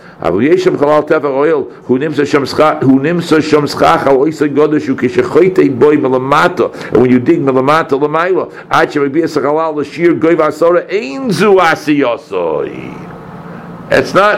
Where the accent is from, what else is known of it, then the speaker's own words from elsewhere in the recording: Brookline, Massachusetts, United States; we were growing up in Brookline